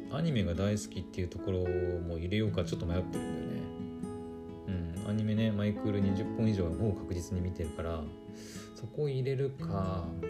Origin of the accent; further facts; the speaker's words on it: Aomori, Japan; 私青森の人間じゃないですか